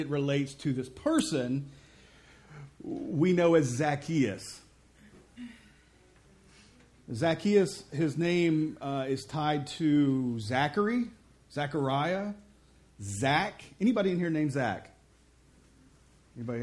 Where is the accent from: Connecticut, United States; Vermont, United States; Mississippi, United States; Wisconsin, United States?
Mississippi, United States; I'm from Mississippi.